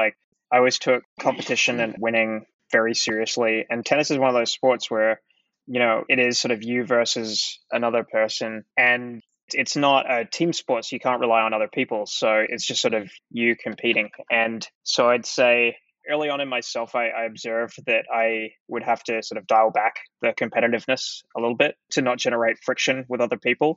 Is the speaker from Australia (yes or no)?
yes; Adelaide, South Australia, Australia; moved away as an adult; also born or lived in Melbourne; I grew up in Adelaide, which is a city in the south of Australia. And I spent sort of all of my life there up until my early 20s